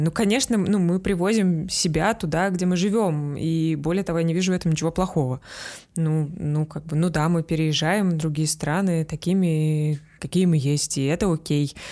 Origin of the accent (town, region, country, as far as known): Russia; moved away